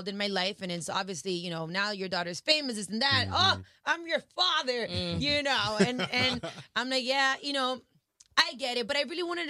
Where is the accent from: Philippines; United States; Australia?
United States; Miami, Florida; also born or lived in Dominican Republic (family); I was born in Miami